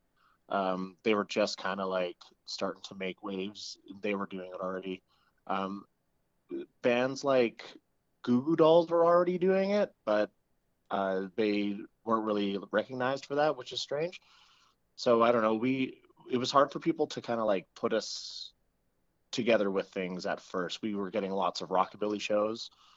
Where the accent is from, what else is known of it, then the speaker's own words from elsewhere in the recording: Fort McMurray, Alberta, Canada; moved away; also born or lived in Edmonton; I'm originally from Fort McMurray, Alberta.